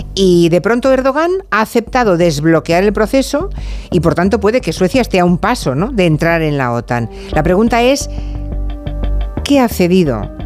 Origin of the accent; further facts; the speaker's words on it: Monforte, Spain; mi pueblo, en Monforte